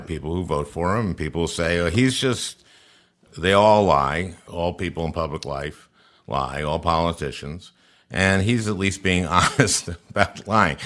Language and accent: English; St. Louis Park, Minnesota, United States; I was born in 1951. I, I grew up in St. Louis Park